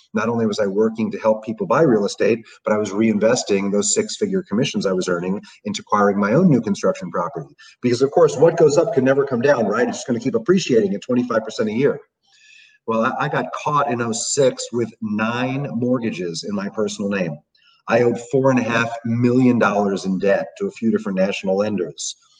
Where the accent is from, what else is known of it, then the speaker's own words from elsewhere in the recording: New York City, New York, United States; growing up in New York City